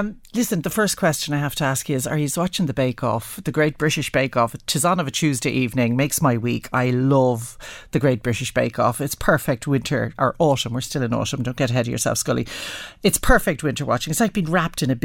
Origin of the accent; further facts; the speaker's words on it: Dublin, Leinster, Ireland; growing up in Dublin